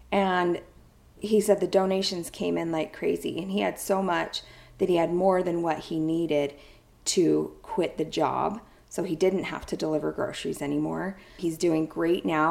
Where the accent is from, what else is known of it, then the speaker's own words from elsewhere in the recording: near Ogden, Utah, United States; Ogden, Utah, just a stone's throw away from my hometown